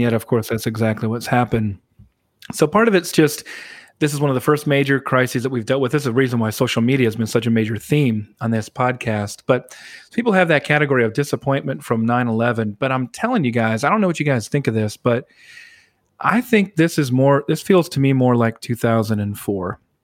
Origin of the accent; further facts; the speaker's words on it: South Dakota, United States; moved away; near where I grew up in South Dakota